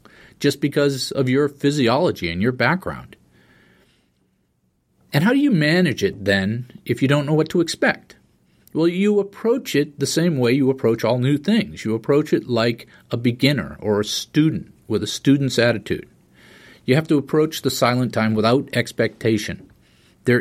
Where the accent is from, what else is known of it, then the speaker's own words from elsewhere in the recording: East Coast, United States; I grew up on the East Coast